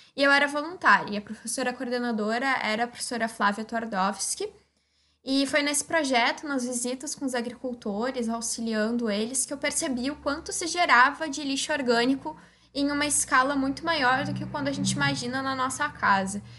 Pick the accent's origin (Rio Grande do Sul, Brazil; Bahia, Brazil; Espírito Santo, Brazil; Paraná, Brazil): Rio Grande do Sul, Brazil; Osório; eu sou de Osório, no Rio Grande do Sul, que é uma cidade de 45 mil habitantes